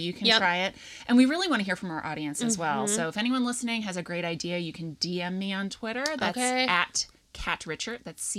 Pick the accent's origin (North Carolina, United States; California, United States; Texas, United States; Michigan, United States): North Carolina, United States; now in Rochester, Minnesota, United States; I am not from here. I am from North Carolina.